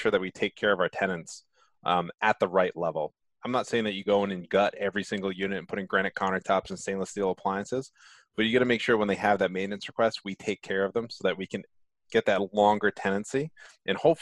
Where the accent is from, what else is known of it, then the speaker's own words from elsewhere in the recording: Rhode Island, United States; accent: Rhode Island; my Rhode Island accent